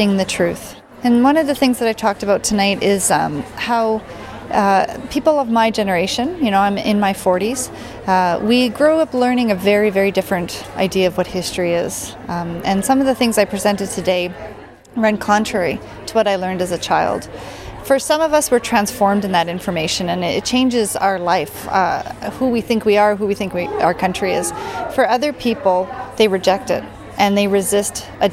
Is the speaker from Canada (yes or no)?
yes; Canada; I'm a Métis Ukrainian. I grew up on Treaty 6 territory